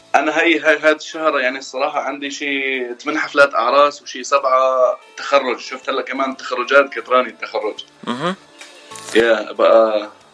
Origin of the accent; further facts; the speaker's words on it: Fairouzeh, Homs Governorate, Syria; moved away as an adult; now in United States; من سوريا مولود حمص آه، ريف حمص ضيعه اسمها فيروزي